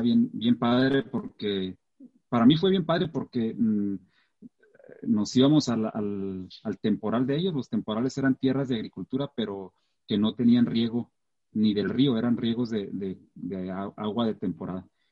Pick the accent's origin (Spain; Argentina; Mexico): Mexico; Mata Ortiz, Chihuahua; also born or lived in Santa Rosa, Chihuahua; Cuando nos mudamos a Mata Ortiz fue en el 1994, tenía 11 años.